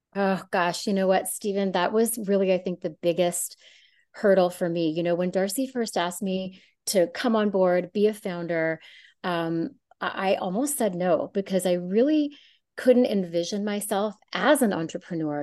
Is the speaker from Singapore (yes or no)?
no; Canada; moved away as an adult; also born or lived in San Francisco, California; growing up in Canada and doing most of my medical training in Canada